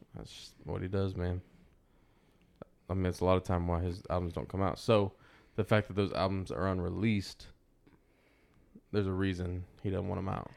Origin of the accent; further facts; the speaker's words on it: Texas, United States; I'm from Texas